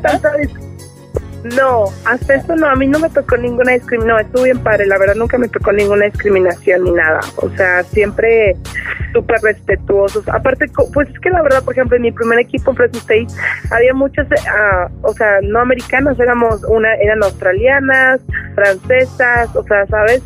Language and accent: Spanish; Mexico; moved away as an adult; now in United States; soy súper mexicana